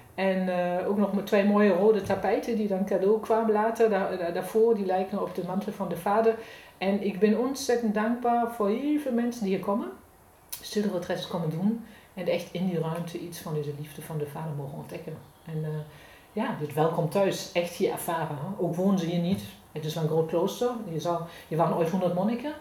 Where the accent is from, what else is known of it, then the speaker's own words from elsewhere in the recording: Germany; accent: German; Dutch is a second language; moved away; van geboorte kom ik uit Duitsland, dat is te horen.